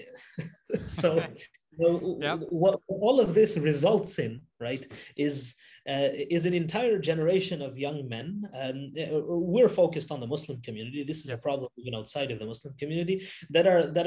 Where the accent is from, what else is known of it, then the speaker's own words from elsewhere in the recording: Canada; I grew up here in Canada